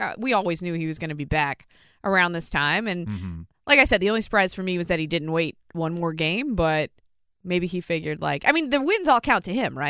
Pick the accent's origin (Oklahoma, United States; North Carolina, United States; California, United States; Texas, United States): North Carolina, United States; Greensboro; Because I was like, I know I'm from Greensboro. Yeah. I know how that traffic flow goes.